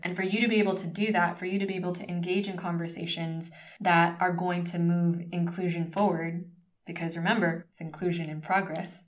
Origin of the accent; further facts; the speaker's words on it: United States; moved away as an adult; now in Spain; growing up as a first generation Filipino American in the United States daughter of immigrants